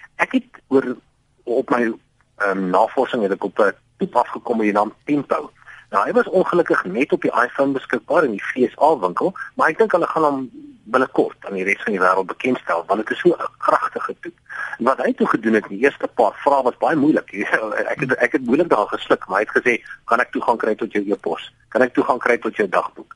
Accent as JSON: {"language": "Afrikaans", "town": "Johannesburg", "region": "Gauteng", "country": "South Africa", "moved": "as an adult", "lives_now": "Cape Town, South Africa", "said": "Ek is wel meer van Johannesburg"}